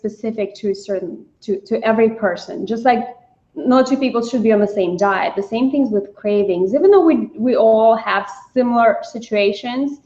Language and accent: English; Russia; also born or lived in New York City; now in United States; I grew up in Russia